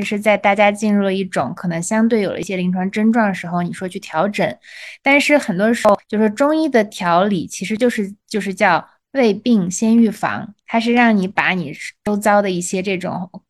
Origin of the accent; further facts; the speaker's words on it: China; 这个东西也是给了我作为中国人去了解中国传统医学文化